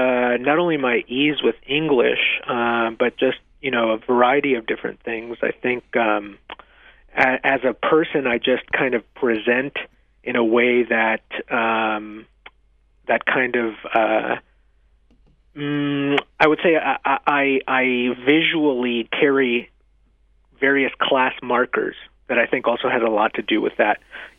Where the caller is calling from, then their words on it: Nevada, United States; your state of Utah, I'm calling from Nevada, another similar state